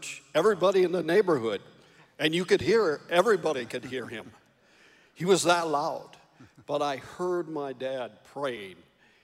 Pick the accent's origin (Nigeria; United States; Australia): United States; Sterling, Illinois; I grew up in Sterling, Illinois, in Northern Illinois